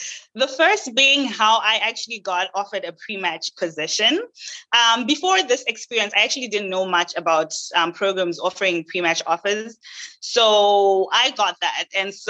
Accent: Zimbabwe; moved away as an adult; also born or lived in Canada / Caribbean; now in United States; I am actually Zimbabwean. I was born and raised in Zimbabwe, and I moved to Canada at the age of 19 just to pursue better educational opportunities.

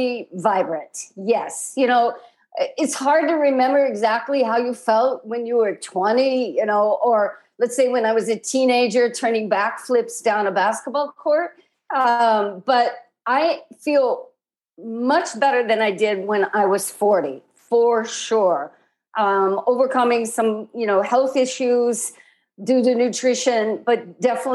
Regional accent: Midwest, United States; I grew up in the Midwest

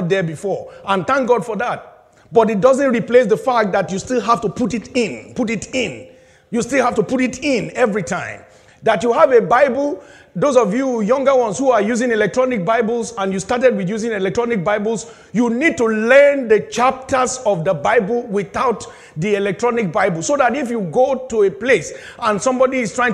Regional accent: Nigeria; moved away as an adult; I was very young in secondary school, back in my home country, Nigeria, I was in boarding house

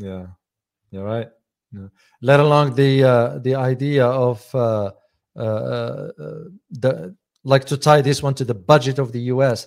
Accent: United States; I'm an American

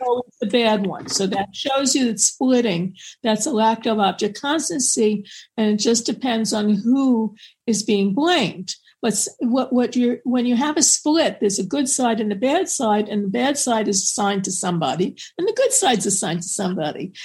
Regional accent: New York, United States; I'm from New York

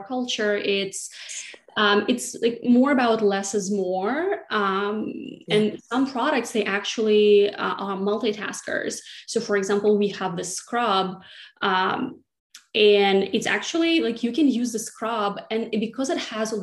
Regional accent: Siberia, Russia; moved away as an adult; now in New York City, United States; I grew up in Siberia, which is right in the middle of the country

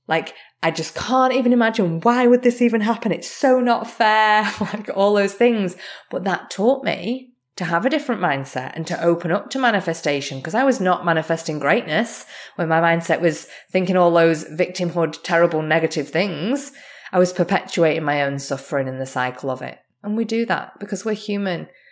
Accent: Australia; also born or lived in England; now in Canada; as an Australian, I'm also English

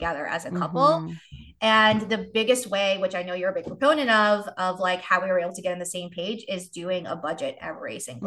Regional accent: New York City, New York, United States; moved away as an adult; also born or lived in Asheville, North Carolina; now in Charlotte, United States; I grew up in New York City

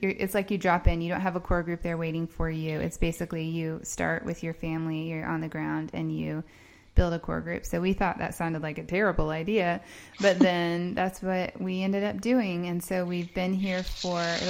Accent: Indiana, United States; moved away as an adult; also born or lived in Columbia, South Carolina; which is not where I'm from, if you can tell by my accent. I'm mostly from Indiana.

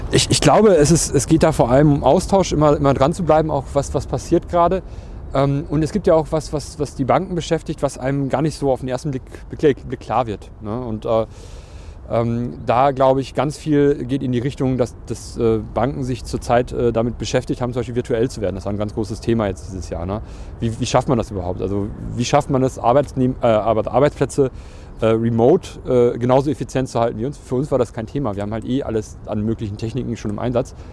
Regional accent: North Rhine-Westphalia, Germany; Also es war tatsächlich eine große Frage. Wir kommen aus dem Ruhrgebiet, also Amsterdam war auch nicht so weit weg.

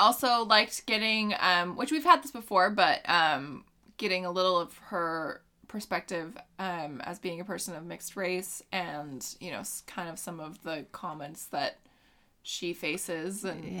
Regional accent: California, United States; also born or lived in Texas; I'm from just Northern California. And he's like, no, but where are you from? I'm like, I mean, I was born in Texas, but I'm mainly from Northern California.

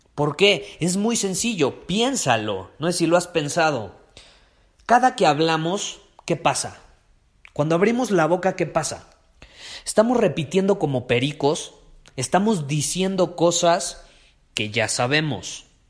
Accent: Mexico; como nosotros somos de México

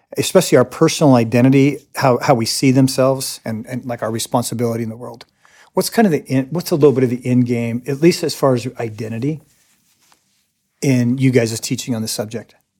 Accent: United States; also born or lived in Latin America; I am an American

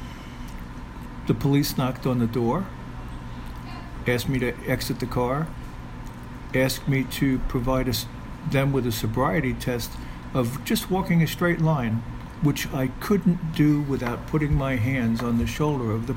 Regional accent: New York City, New York, United States; also born or lived in Bar Harbor, Maine; now in Tampa, United States; I'm from New York City originally

